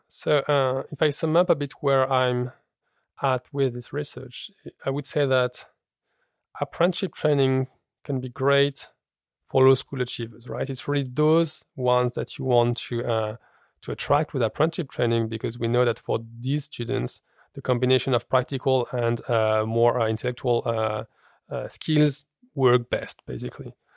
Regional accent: France; moved away as an adult; now in Copenhagen, Denmark; I grew up in France

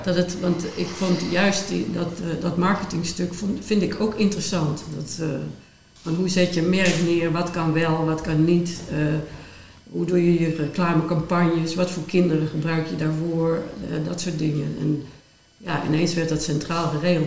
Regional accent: Limburg, Netherlands; moved away; ik kwam uit een klein dorp in Limburg

